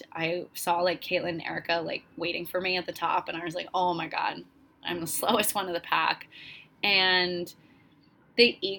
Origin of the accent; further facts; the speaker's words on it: Florida, United States; moved away as an adult; I came from Florida. I came from a very flat state, and I love Florida. I will always go back there. It's such a fun place. But I knew I was going to move to the mountains only in my early 20s.